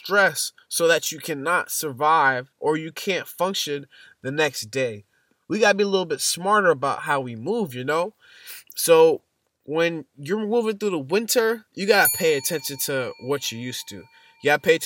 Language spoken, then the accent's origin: English; Boston, Massachusetts, United States; I'm from Boston, Massachusetts. And winter is nothing new to us